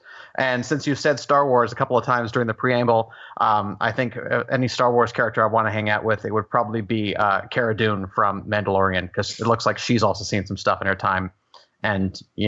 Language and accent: English; Toronto, Ontario, Canada; now in Durham, United States; I live in Durham, North Carolina. I grew up in Toronto, Canada.